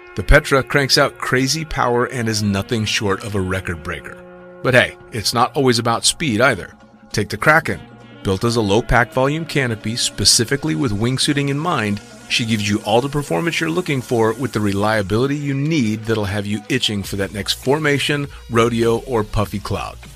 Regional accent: United States; as an American jumping up, you know, starting my career there

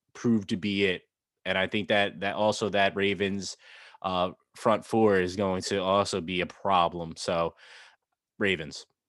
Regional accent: Northeast, United States; growing up in the Northeast

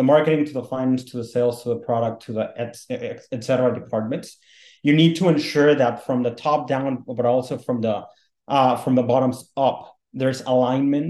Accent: Mexico City, Mexico; moved away as an adult; also born or lived in North Carolina, United States; now in United States; I'm originally from Mexico City and I worked in telecom for a while

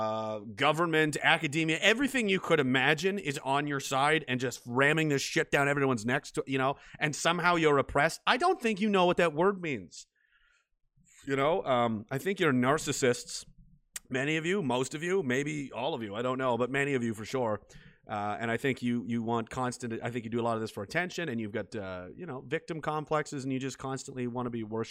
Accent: Canada; I'm Canadian and I'm in Canada

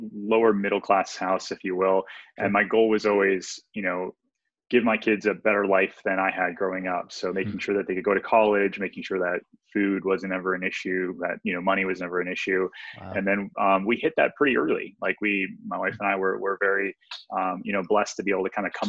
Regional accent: Detroit, Michigan, United States; I grew up in Detroit, Michigan

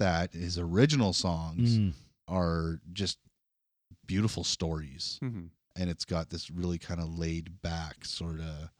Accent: Kenora, Ontario, Canada; When I went to see him, it was at a hotel ballroom back where I grew up in Kenora.

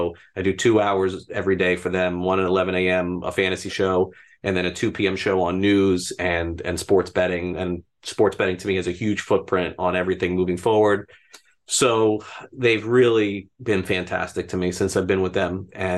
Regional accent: North Miami, Florida, United States; also born or lived in Brooklyn; So I grew up in North Miami. That's where I went to elementary school. I wasn't born here. I was born in Brooklyn and then came here at a very young age.

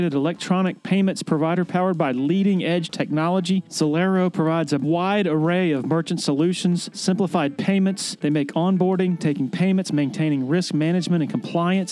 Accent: Columbia, South Carolina, United States; I grew up in Shandon

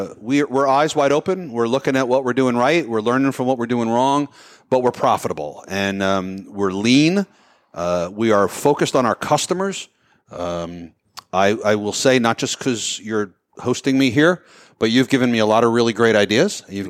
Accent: New Jersey, United States; We are all from New Jersey.

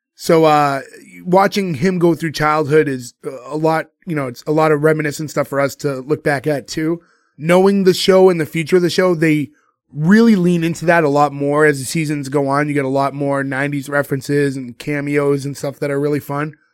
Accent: Boston, Massachusetts, United States; a bunch of us who grew up in Boston

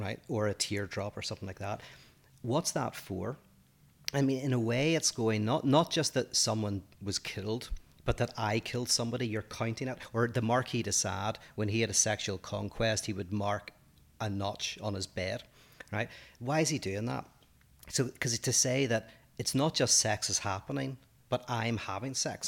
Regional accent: Northern Ireland, United Kingdom; accent: Northern Irish; moved away as an adult; now in United States; my Northern Irish accent

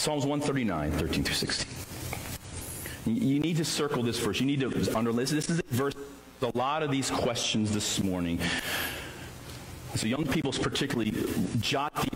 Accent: United States; as a citizen of the United States of America

